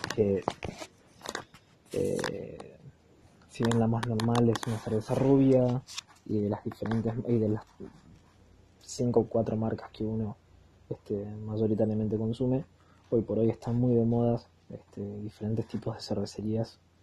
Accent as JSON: {"language": "Spanish", "country": "Argentina", "said": "soy Argentina. tomo mates"}